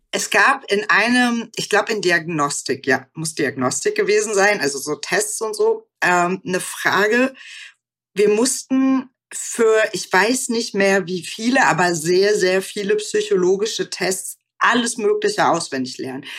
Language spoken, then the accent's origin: German; West Germany, Germany; also born or lived in Aachen / Münster; wo ich aufgewachsen bin, wo ich zur Schule gegangen bin, sondern eben auch für meine Familie. Deswegen würde ich sagen, es, es sind nicht so große Orte in Westdeutschland gewesen.